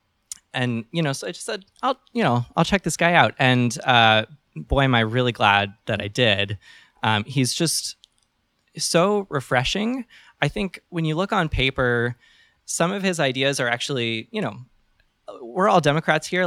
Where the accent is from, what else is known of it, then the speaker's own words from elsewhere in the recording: Northern Virginia, United States; then moved back here. I'm from Northern Virginia